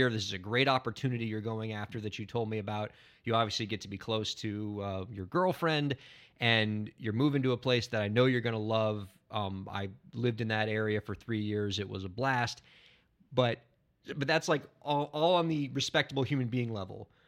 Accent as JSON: {"language": "English", "town": "New York City", "region": "New York", "country": "United States", "said": "I'm going to give you bad advice on how to make it in New York City as a New Yorker."}